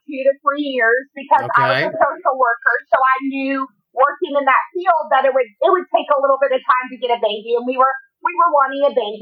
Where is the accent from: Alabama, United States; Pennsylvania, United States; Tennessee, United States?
Tennessee, United States; Knoxville; moved away as an adult; also born or lived in Boston; I'm originally from Knoxville